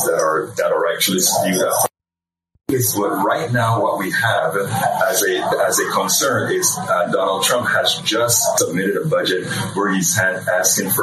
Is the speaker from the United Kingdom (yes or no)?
no; Panama; moved away; I'm originally from Central America as well, Panama